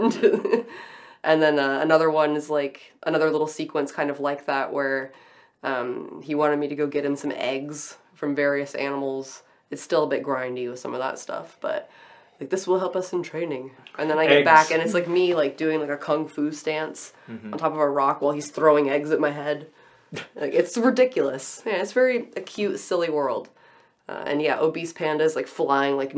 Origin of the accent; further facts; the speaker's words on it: United States; as an American